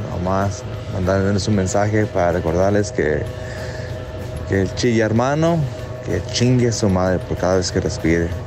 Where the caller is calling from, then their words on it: California, United States; de California, de Turlo, California.